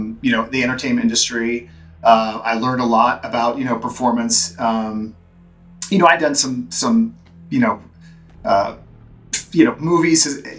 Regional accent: Central Florida, United States; also born or lived in Orlando, Florida; as a kid, I grew up in Central Florida

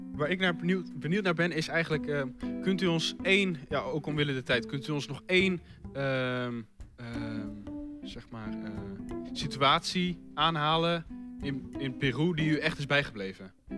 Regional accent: 's-Hertogenbosch, North Brabant, Netherlands; ik kom dan uit Den Bosch.

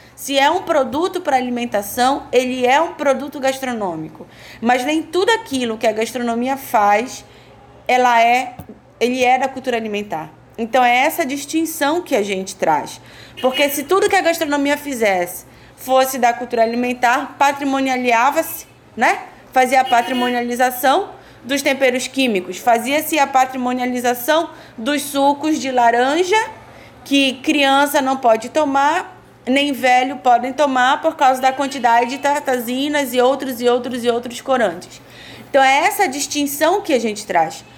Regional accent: Marajó, Pará, Brazil; venho do extremo norte do país, do povo originário Aruan Marajoara

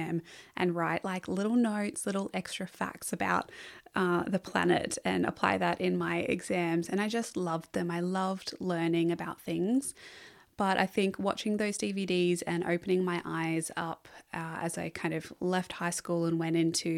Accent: Margaret River, Western Australia, Australia; So I was born around the Northern Rivers area and then moved to Margaret River in Western Australia. And this is probably where I have my first memories of really connecting to nature.

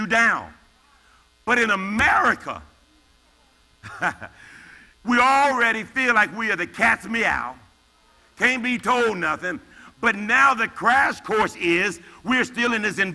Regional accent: United States; I'm African American

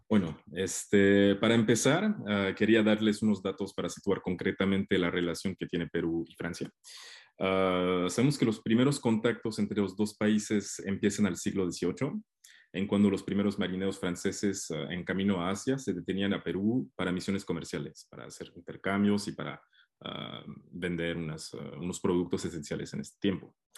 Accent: Mexico; yo soy mexicano

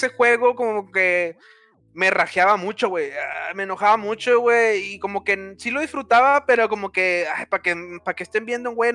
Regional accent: Mexico; para identificar que soy mexicano, ¿no?

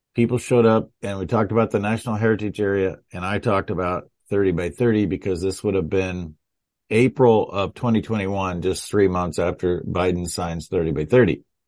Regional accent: Nebraska, United States; Nebraska, my home state

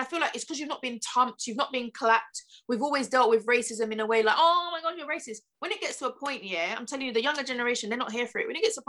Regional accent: Nigeria; even just being Nigerian

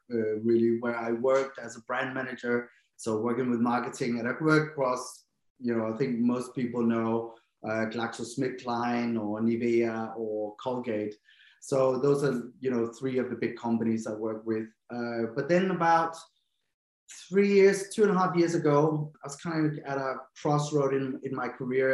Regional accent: Denmark; English is a second language; moved away as an adult; also born or lived in London; I'm from Denmark, but I always tell myself my accent isn't very strong

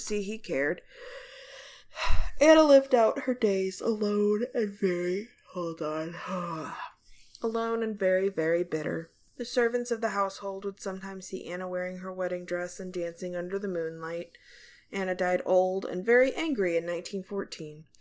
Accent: Ireland; I'm Irish

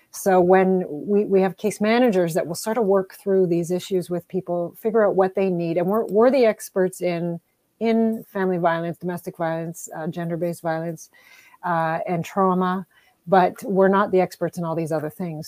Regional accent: Timmins, Ontario, Canada; now in Windsor, Canada; I'm originally from Timmins

